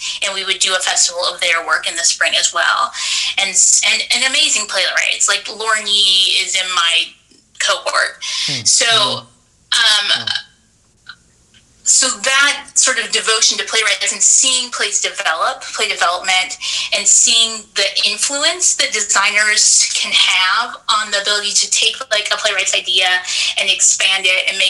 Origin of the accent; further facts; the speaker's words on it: Orange County, Southern California, United States; Growing up in Southern California